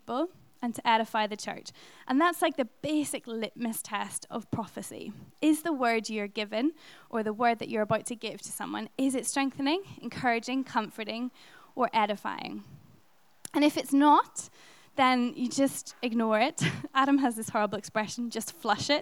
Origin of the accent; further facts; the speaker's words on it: Ireland; being Irish